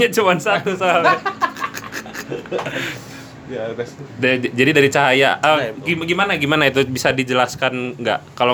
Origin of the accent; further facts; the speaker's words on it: Jambi, Indonesia; saya dari Jambi, Mas.